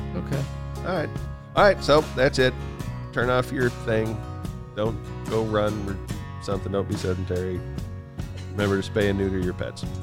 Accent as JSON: {"language": "English", "region": "Kansas", "country": "United States", "tie": "born or raised there", "said": "I grew up in Kansas."}